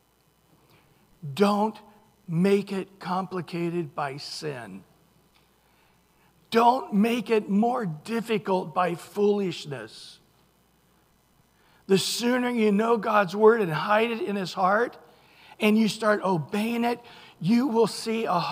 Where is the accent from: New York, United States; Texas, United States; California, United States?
California, United States; Central; I grew up in Central California. The city logo, thank you, is a oak tree. We used to go to Mooney's Grove